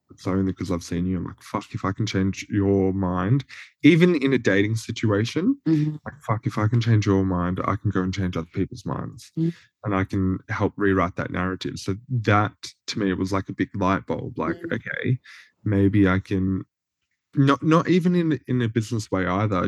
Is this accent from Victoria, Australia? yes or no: yes; Cobram, Victoria, Australia; moved away; also born or lived in Deniliquin, New South Wales; as I was living in Cobram, like a country town